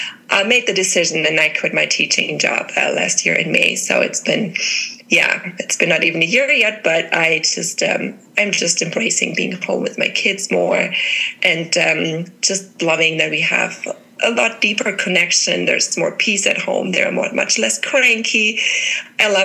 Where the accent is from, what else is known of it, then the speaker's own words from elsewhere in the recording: Germany; moved away as an adult; now in Colorado, United States; I'm originally from Germany. I've been living in the States, now in Colorado, for 5 years